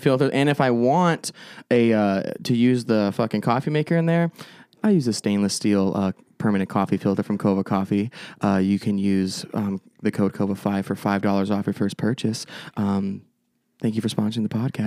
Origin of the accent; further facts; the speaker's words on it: Avondale, Arizona, United States; also born or lived in Phoenix; I grew up majorly, like, Avondale, Goodyear area